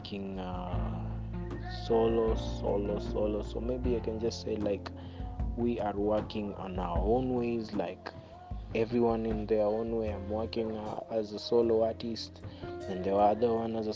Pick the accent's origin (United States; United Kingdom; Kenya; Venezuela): Kenya; Western; also born or lived in Kibera, Nairobi; now in Nairobi, Kenya; I'm from Western, that's my hometown. Yeah, Western, but in Nairobi, I'm based at Kibera.